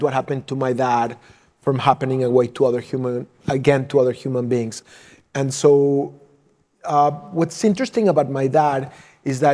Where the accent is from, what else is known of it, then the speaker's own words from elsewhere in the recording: Mexico City, Mexico; moved away; also born or lived in San Antonio, Texas; I was raised in Mexico City